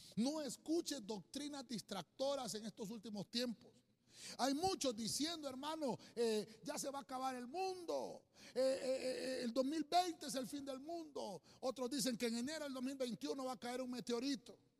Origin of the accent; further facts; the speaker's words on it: Honduras; nosotros como buenos hondureños